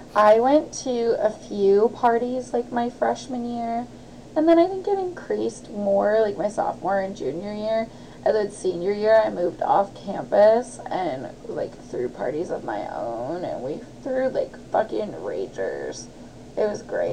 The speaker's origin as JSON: {"language": "English", "town": "Olympia", "region": "Washington", "country": "United States", "tie": "born or raised there", "said": "growing up in Olympia"}